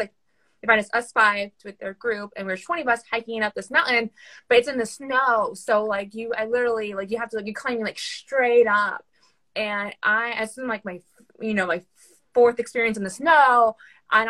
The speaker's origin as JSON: {"language": "English", "town": "Houston", "region": "Texas", "country": "United States", "said": "I'm from Houston, like Houston concrete jungle"}